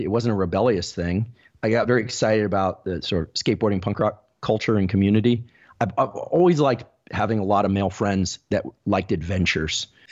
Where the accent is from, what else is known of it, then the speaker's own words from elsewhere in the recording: Palo Alto, California, United States; we actually grew up in Palo Alto.